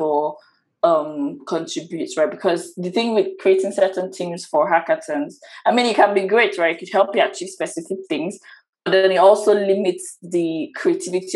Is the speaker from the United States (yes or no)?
no; Nigeria; I'm from Nigeria